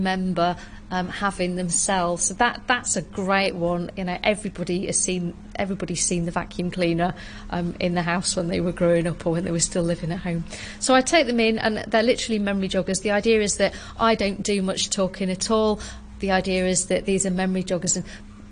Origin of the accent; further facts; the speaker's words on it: south of Scotland, United Kingdom; I'm from the south of Scotland, I'm not from the south of England